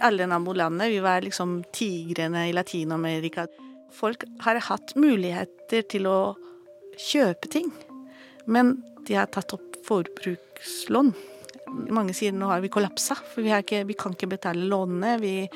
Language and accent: Norwegian; Chile; now in Norway; jeg vokste opp i Chile